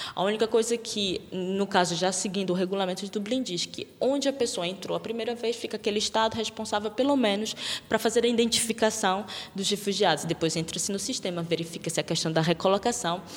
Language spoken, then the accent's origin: Portuguese; Brazil; now in Portugal; eu sou brasileira